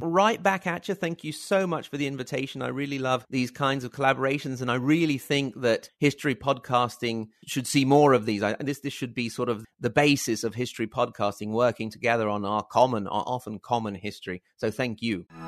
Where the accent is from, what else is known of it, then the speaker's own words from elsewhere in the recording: Italy; also born or lived in Reggio Emilia, Italy / Virginia, United States; for us Italians, I'm very far from Genoa.